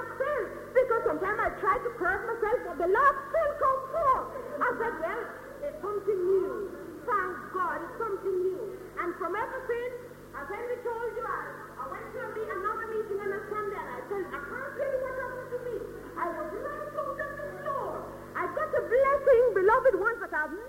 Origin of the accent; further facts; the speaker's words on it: Jamaica; now in United Kingdom; I came from Jamaica